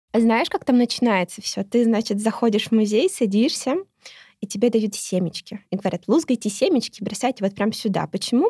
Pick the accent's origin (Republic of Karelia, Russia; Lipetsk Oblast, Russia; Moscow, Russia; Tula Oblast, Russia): Moscow, Russia; я родилась в Москве, и Москва для меня какая-то база